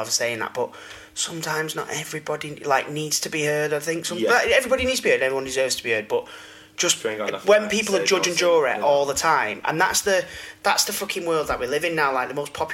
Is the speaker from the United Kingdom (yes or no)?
yes; Manchester, North West England, United Kingdom; I'm in my head still that little scally from Withenshaw